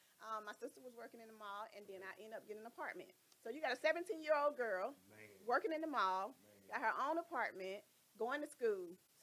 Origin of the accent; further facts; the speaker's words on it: Atlanta, Georgia, United States; So originally I'm from Atlanta, Georgia.